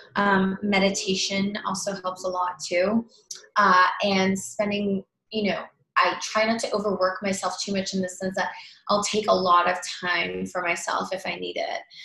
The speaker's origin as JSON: {"language": "English", "town": "Toronto", "region": "Ontario", "country": "Canada", "also_born_or_lived": "New York", "moved": "yes", "lives_now": "Los Angeles, United States", "said": "I'm originally from Toronto"}